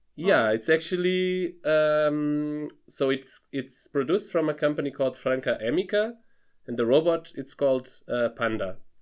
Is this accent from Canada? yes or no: no; Lisbon, Portugal; moved away as an adult; also born or lived in Freiburg, Germany; now in Darmstadt, Germany; I'm originally from Lisbon, from Portugal